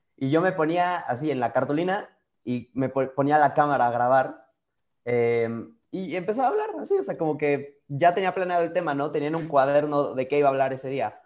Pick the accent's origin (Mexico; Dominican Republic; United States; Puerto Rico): Mexico; yo más mexicano que el nopal